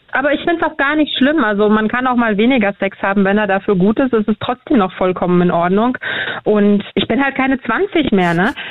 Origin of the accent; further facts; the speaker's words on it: Berlin, Germany; wir sind auch in Neukölln groß geworden mit einem großen Migrantenanteil